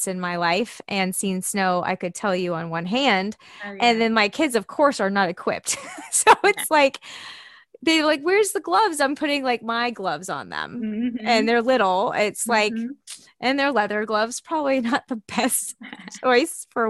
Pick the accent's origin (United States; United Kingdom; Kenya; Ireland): United States; the South; now in Austin, United States; I'm from the South